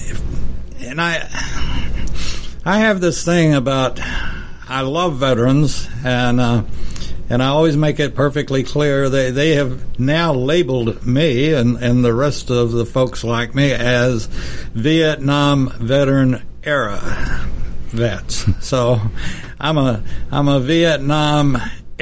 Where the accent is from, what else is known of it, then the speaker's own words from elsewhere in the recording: Texas, United States; Texas town hit by tornado, yada da da da, and I looked at it, and my goodness, that's my hometown